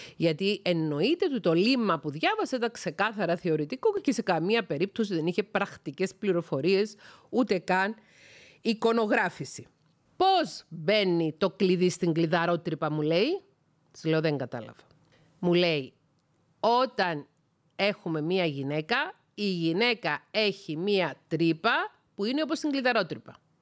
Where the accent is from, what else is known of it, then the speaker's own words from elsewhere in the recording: Cyprus; also born or lived in Thessaloniki; κατάγομαι από την Κύπρο